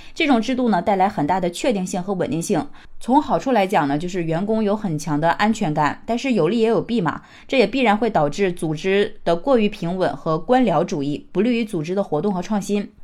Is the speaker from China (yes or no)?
yes; China; 我们中国人